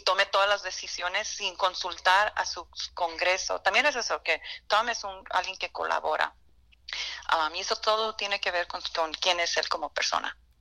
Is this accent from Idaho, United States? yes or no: no; California, United States; also born or lived in Miami; yo vengo de California